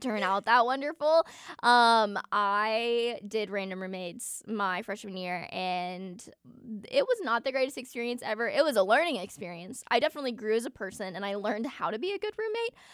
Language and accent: English; Atlanta, Georgia, United States; moved away as an adult; now in Auburn, United States; I'm from Atlanta